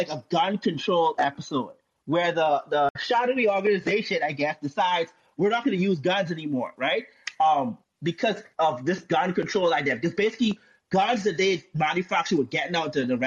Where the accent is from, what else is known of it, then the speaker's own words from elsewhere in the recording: Bahamas; I'm from the Bahamas